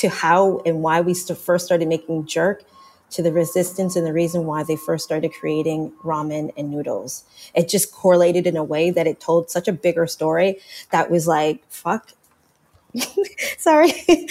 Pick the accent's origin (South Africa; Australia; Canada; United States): Canada; as a Jamaican Canadian, now born American, but non-American person